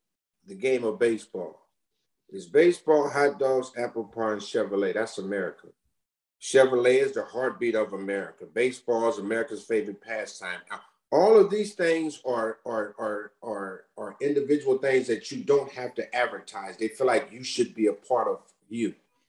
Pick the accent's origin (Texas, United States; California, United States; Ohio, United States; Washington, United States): California, United States; Los Angeles; we're all from South Central Los Angeles, James included.